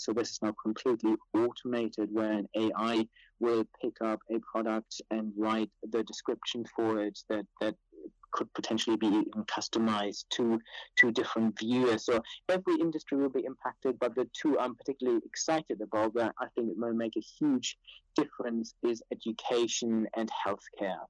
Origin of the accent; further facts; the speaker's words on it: Germany; moved away as an adult; also born or lived in Cambridge, England / Cranfield, England; now in United Kingdom; I was born in Germany, then moved to England to study at Cambridge